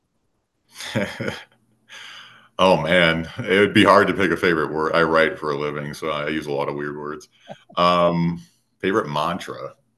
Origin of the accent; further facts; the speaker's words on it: Minnesota, United States; moved away as an adult; now in Colorado, United States; I was born in a very rural part of Minnesota, and you guys might have picked up on the accent by now